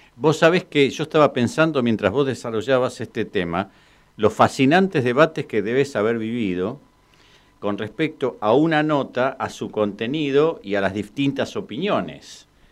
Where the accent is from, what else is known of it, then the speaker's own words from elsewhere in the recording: Quilmes, Buenos Aires Province, Argentina; Nosotros somos de Quilmes, en Quilmes como en todo el conurbano